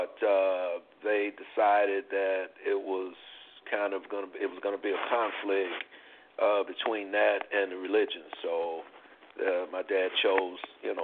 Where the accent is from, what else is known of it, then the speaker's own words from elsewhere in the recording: New York, United States; also born or lived in North Carolina; I'm originally from the South, from North Carolina, but I grew up in New York